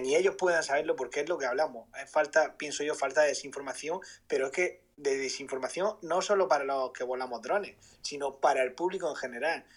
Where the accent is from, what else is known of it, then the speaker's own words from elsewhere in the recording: Murcia, Region of Murcia, Spain; yo soy de aquí de Murcia